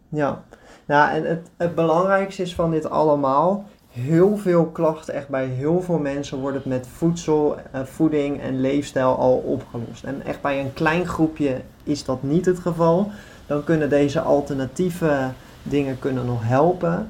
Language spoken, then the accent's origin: Dutch; Netherlands; now in Greece; Wij als Nederlanders staan natuurlijk ook wel bekend als echt een betrouwbaar volk